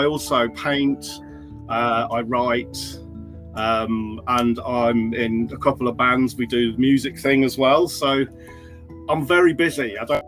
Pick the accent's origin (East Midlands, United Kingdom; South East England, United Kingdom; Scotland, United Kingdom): East Midlands, United Kingdom; Stamford; born or raised there; also born or lived in North London / Oxford